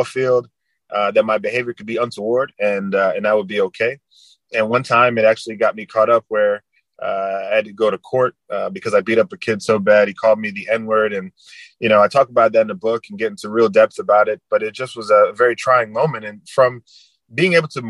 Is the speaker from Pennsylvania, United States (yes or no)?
no; New Jersey, United States; moved away as an adult; also born or lived in Florida; I was coming from New Jersey as a prep school kid down to Florida